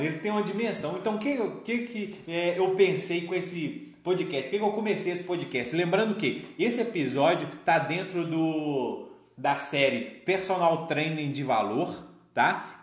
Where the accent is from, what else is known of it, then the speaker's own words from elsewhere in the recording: Belo Horizonte, Minas Gerais, Brazil; a gente é, é daqui de, de Minas, de, de BH